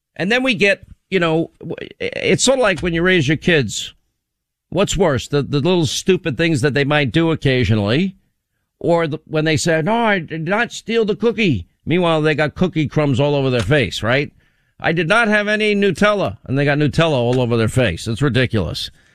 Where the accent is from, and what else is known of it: United States